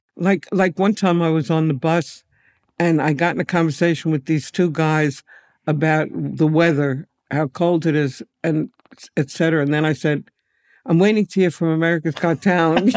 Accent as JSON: {"language": "English", "town": "New York City", "region": "New York", "country": "United States", "tie": "born or raised there", "said": "I'm a native New Yorker, and I lived near, grew up near the Yankee Stadium"}